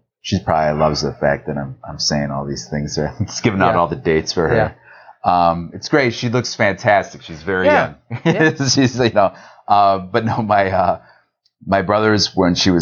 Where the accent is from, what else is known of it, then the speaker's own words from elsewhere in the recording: Vernon Hills, Illinois, United States; I grew up in Vernon Hills, Illinois, which is a town where they built the mall first and the home second